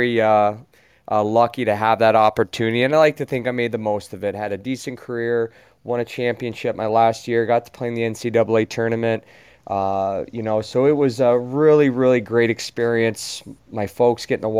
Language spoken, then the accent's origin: English; North Country, upstate New York, United States; I grew up there